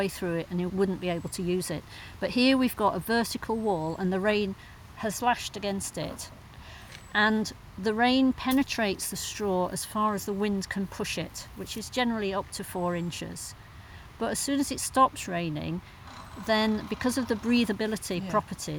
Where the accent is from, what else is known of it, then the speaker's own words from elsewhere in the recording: Wakefield, Yorkshire and the Humber, United Kingdom; now in Todmorden, United Kingdom; in Wakefield, my hometown